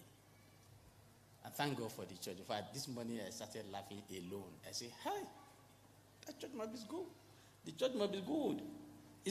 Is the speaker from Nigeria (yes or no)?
yes; Nigeria; now in Kenya; I am a Nigerian